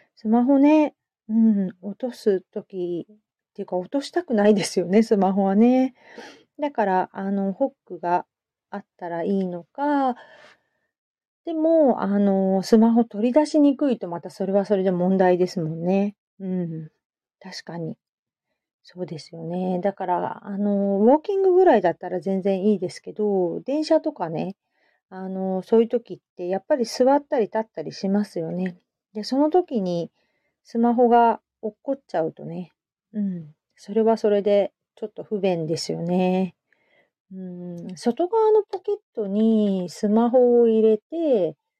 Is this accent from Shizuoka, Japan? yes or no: yes; Hamamatsu, Shizuoka, Japan; 私、浜松で、うん、育ったので、意外と田舎者